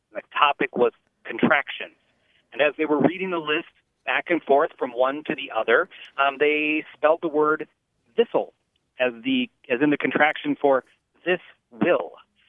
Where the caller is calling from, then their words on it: De Pere, Wisconsin, United States; I'm calling from De Pere, Wisconsin.